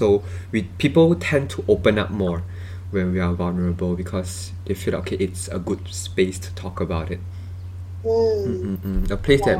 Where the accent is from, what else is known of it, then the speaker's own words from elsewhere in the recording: Malaysia; we are from Malaysia